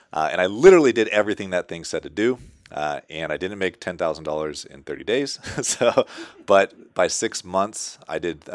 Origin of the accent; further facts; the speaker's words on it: Seattle, Washington, United States; I'm from Seattle